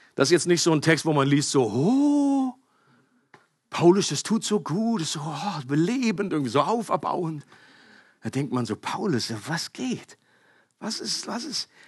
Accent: Northern Germany, Germany; Ich komme aus Norddeutschland.

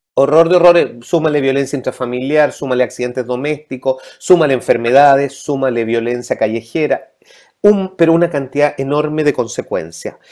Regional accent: Ñuñoa, Santiago Metropolitan Region, Chile; also born or lived in London / Madrid; soy producto de la educación pública, Escuela Pública de Ñuñoa, Instituto Nacional, Universidad de ah. Chile, Ñuñoíno

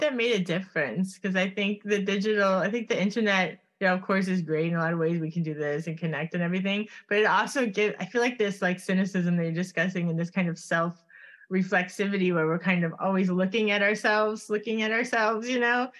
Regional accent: Miami, Florida, United States; moved away as an adult; I grew up in Coconut Grove

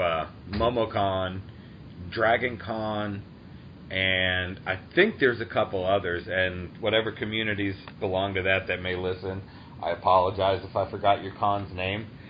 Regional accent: Taunton, Massachusetts, United States; moved away; I grew up in um in Taunton.

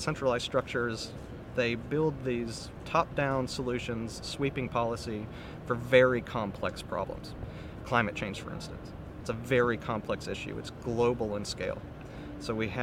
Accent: Michigan, United States; I grew up in Michigan

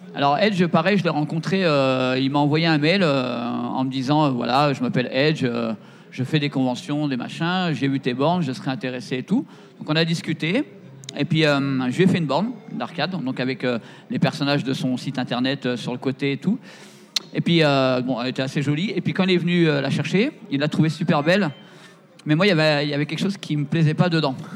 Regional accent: Seine-et-Marne, Île-de-France, France; je suis de Seine-et-Marne

